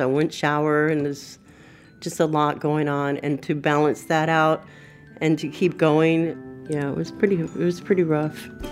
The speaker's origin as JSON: {"language": "English", "town": "Burbank", "region": "California", "country": "United States", "tie": "born or raised there", "said": "I was raised in Burbank"}